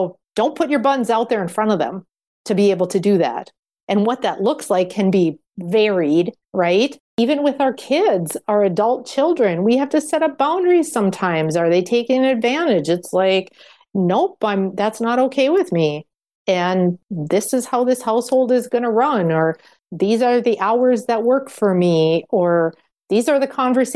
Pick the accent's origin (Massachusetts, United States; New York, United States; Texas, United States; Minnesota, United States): Minnesota, United States; I come from the Minnesota Nice framework